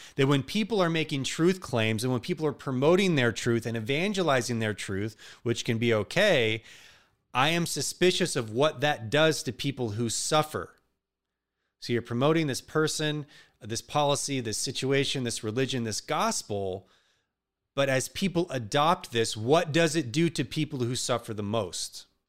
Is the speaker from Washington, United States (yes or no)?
yes; outside of Seattle, Washington, United States; also born or lived in Garland, Texas; We moved from the, uh, South, specifically Dallas, Texas area, Garland, to the Northwest outside of Seattle, where it rains all the time and constantly. But it's beautiful, but it's depressing. And I grew up there